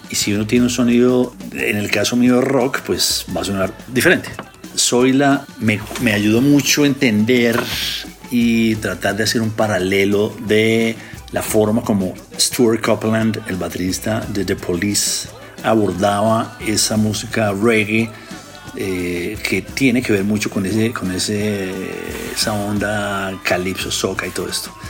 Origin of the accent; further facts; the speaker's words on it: Bogotá, Colombia; Yo siendo bogotano y habiendo tenido la influencia de mi hermano, eh, escuchando rock, sobre todo rock inglés de los 70